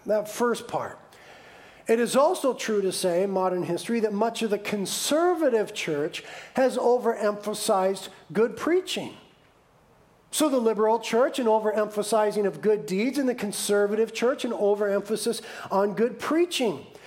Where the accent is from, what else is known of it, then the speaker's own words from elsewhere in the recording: United States; we, as the American church